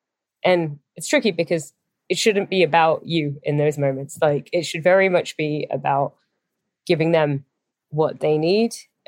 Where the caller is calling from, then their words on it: San Francisco, California, United States; I'm calling from San Francisco.